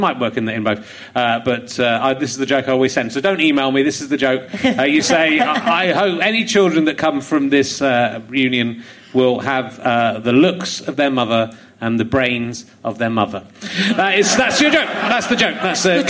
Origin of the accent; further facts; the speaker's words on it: Yorkshire and the Humber, United Kingdom; born there; I was born near York. So